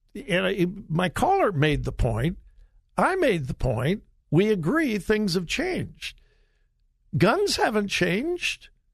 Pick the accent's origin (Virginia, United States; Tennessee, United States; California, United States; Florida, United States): California, United States; Compton; also born or lived in Mount Vernon, Missouri; I grew up in Southern California, and no, uh, you would not go to my high school in Compton, California